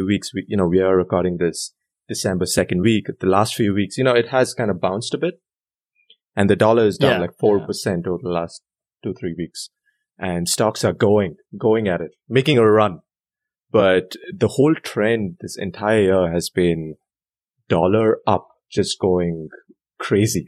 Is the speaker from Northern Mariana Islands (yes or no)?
no; Bangalore, Karnataka, India; moved away as an adult; I'm from Bangalore, India